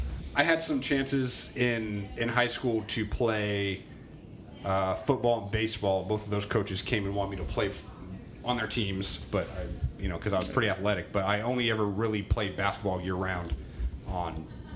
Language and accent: English; Albany, Oregon, United States; also born or lived in Southern California / Boston; I grew up in Albany.